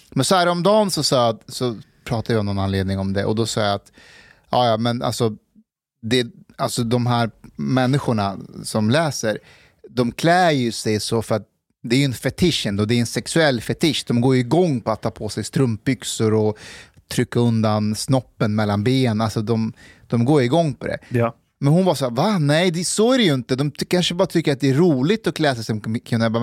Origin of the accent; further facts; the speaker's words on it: Afghanistan; now in Sweden; jag är ju afghan